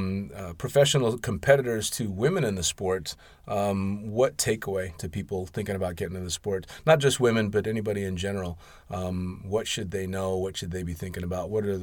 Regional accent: United States; especially coming from the United States, to have close friends that are all Eastern Bloc, which, you know, as an American...

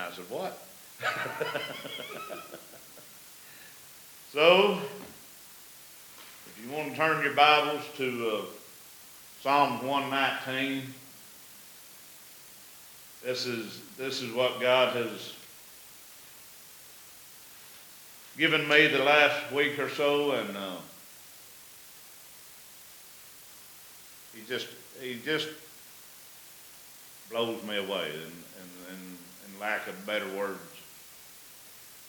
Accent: Savannah, United States; my hometown of Savannah

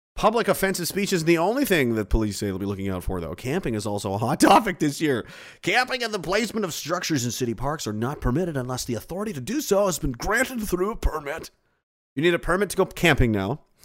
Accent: Pictou, Nova Scotia, Canada; He mentions my hometown

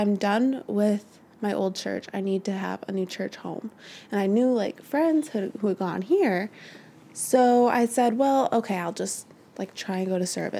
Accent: Warrenville, Illinois, United States; I grew up in Warrenville, which is just a little bit north of here

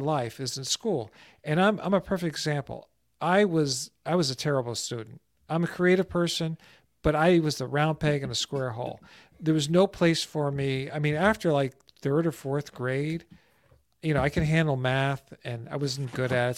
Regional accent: New Jersey, United States; moved away as an adult; also born or lived in Florida; Growing up in New Jersey and a neighborhood I grew up

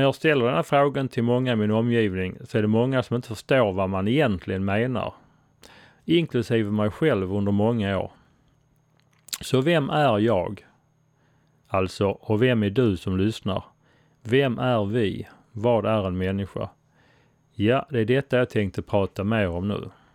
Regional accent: Sweden; Jag är svensk

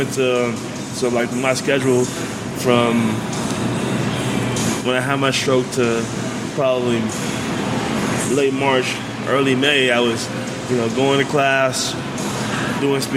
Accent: Los Angeles, California, United States; born or raised there; moved away

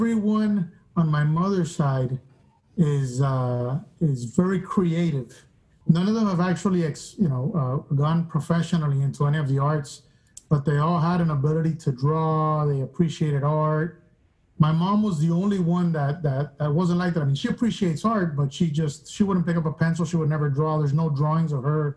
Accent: Miami, Florida, United States; I grew up in Miami. I'm from Cuban-American, Cuban descent, because I'm the first Cuban-American in my family

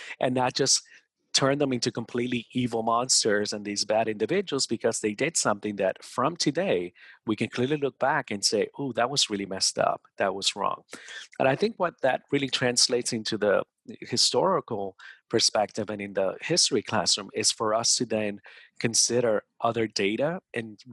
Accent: New Jersey, United States; I grew up in New Jersey

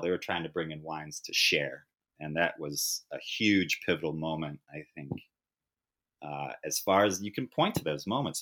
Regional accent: Napa, California, United States; I grew up in Napa, I grew up a white man

